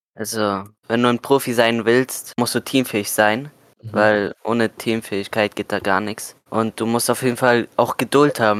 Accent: Germany; Ich komme aus Deutschland

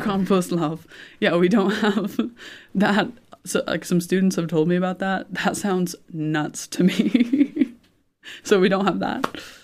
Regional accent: Indianapolis, Indiana, United States; moved away as an adult; now in Judenburg, Austria; growing up in Indianapolis, um, and I've lived in Indiana my whole life

